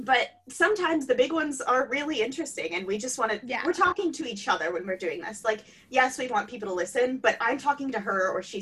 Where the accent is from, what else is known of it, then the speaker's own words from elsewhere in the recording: Ohio, United States; I'm from Ohio.